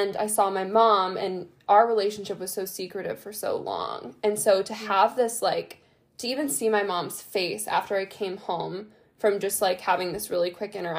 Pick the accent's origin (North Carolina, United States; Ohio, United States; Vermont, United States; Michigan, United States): Ohio, United States; moved away as an adult; also born or lived in Italy / California; I've been in Ohio, my hometown, since December